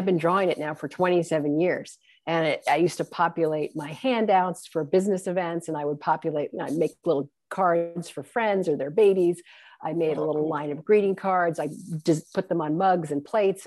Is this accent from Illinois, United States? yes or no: no; New York City, New York, United States; I actually grew up in Manhattan.